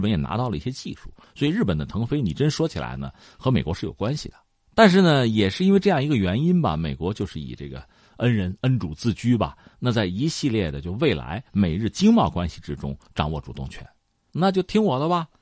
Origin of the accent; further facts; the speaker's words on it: China; 我们中国人